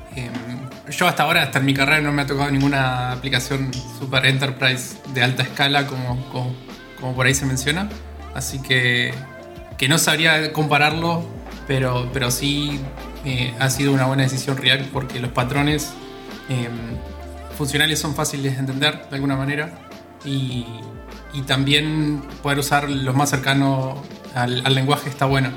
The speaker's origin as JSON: {"language": "Spanish", "region": "Entre Ríos", "country": "Argentina", "moved": "as an adult", "lives_now": "Buenos Aires, Argentina", "said": "no soy de acá de Buenos Aires, soy de Entre Ríos, que es una provincia que está al norte de Buenos Aires"}